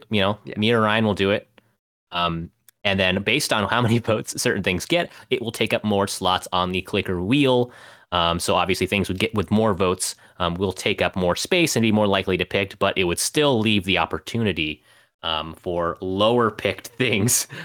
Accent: London, United Kingdom; I'm from London.

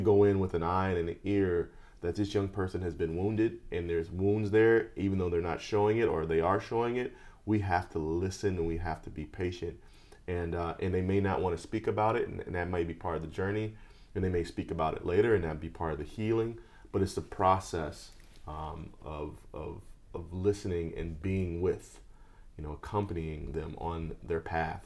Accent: Chicago, Illinois, United States; now in Los Angeles, United States; I grew up in Chicago

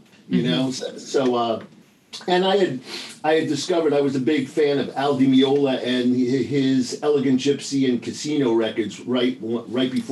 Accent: New York, United States; moved away; I grew up in New York

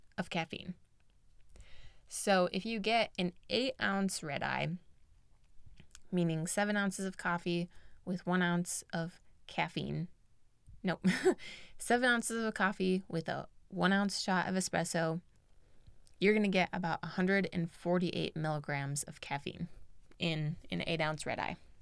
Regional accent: United States; I grew up in America

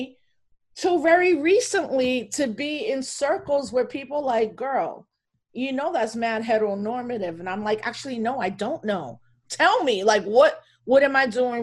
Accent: Elmsford, New York, United States; first language Spanish; English is a second language; also born or lived in Bronx, New York; now in Albany, United States; I was born in the Bronx, and then when I was 8, mom and dad moved us to Westchester County.

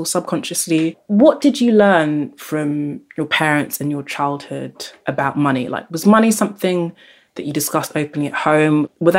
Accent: Nigeria; now in London, United Kingdom; my class status changed from when we moved from Nigeria to London

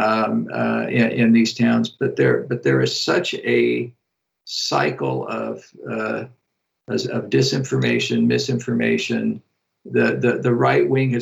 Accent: Midwest, United States; also born or lived in Iowa; I'm a Midwesterner myself

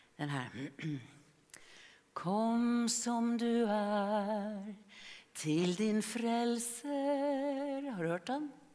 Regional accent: Norway; now in Gothenburg, Sweden; jag var bara nio år gammal när fröken Astrid Sörensen hemma i Norge frågade klassen

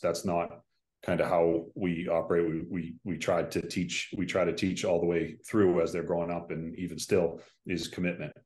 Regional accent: Boston, Massachusetts, United States; a Irish Catholic guy from, from Boston

